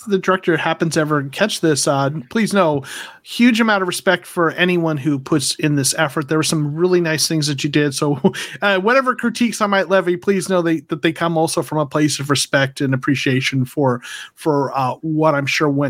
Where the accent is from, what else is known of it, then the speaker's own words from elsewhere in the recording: Arizona, United States; So I am originally from Arizona, although my career has brought me to Georgia. I'm from the U.S. Southwest.